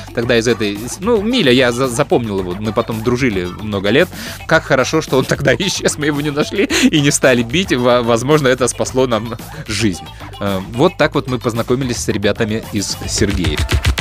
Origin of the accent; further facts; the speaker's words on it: Chișinău, Moldova; Мы приезжали из Кишинева в Одессу